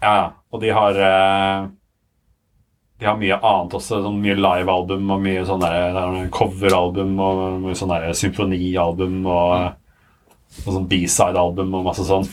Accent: Sandvika, Akershus, Norway; jeg er fra Sandvika. Ja. Og fra Bærum. Og um, har liksom vokst opp i, på Kalvøya

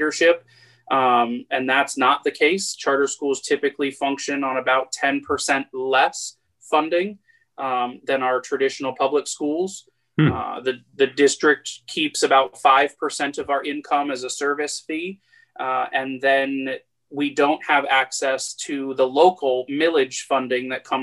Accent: Fort Lauderdale, Florida, United States; I'm a local boy. I grew up in Fort Lauderdale, transitioned over to go to school at Florida Gulf Coast University

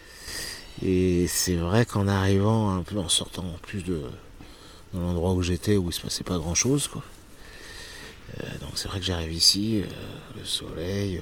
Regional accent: Cholet, Pays de la Loire, France; moved away as an adult; also born or lived in Nantes; now in Porquerolles, France; je suis né à Nantes en 18 euh, juin 67 et après j'ai grandi dans le Maine-et-Loire, euh, dans une petite ville qui s'appelle Cholet

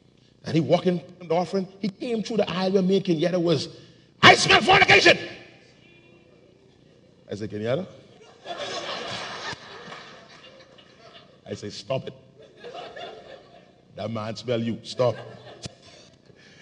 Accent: Bahamas

